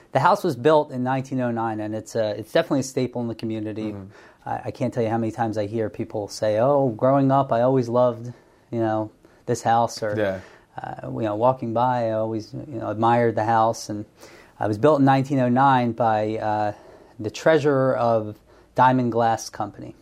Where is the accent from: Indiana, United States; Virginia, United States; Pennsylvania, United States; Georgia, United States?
Pennsylvania, United States; Bensalem; also born or lived in State College, Pennsylvania; I grew up in Ben Salem, which is outside of Northeast Philadelphia